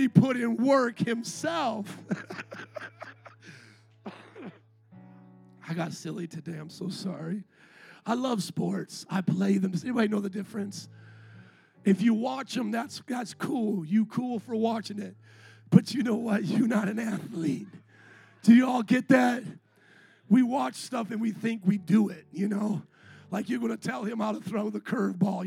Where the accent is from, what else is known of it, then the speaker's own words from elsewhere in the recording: Chicago, Illinois, United States; moved away; also born or lived in Indiana; I was from Chicago